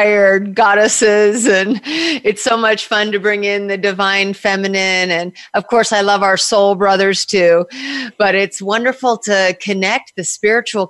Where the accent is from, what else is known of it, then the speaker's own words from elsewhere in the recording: Southern California, United States; moved away as an adult; also born or lived in New York / New Jersey; I was born in California and I was raised on the beaches of Southern California